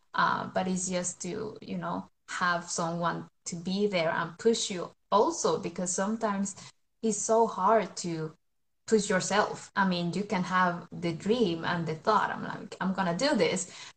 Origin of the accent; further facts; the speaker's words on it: Colombia; now in Sweden; I'm from Colombia, but I live in Sweden. I have lived in Sweden for over 20 years now